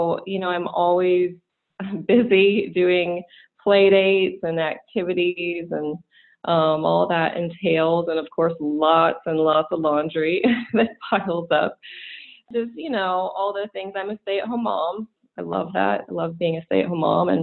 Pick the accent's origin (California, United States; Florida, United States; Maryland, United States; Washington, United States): California, United States; moved away as an adult; also born or lived in Greenville, South Carolina; now in Atlanta, United States; I grew up in California